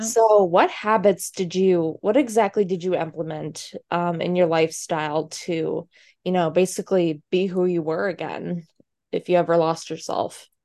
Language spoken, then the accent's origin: English; Massachusetts, United States; moved away; I am from Massachusetts originally